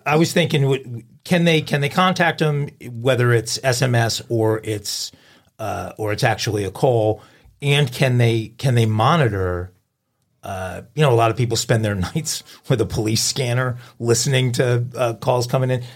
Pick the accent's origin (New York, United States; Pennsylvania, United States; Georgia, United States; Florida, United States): New York, United States; I grew up in New York, I'm a hardcore New York sports fans.